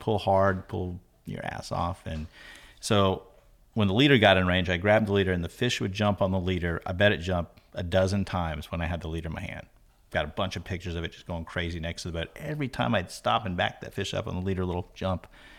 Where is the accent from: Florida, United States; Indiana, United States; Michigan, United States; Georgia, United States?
Florida, United States; Here in Florida. Yeah. Born here in Florida.